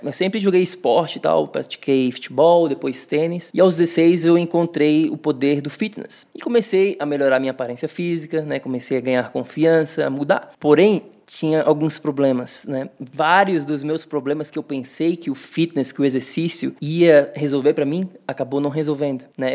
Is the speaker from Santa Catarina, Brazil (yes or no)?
yes; Florianópolis, Santa Catarina, Brazil; moved away as an adult; also born or lived in São Paulo; now in New York, United States; Cresci em Floripa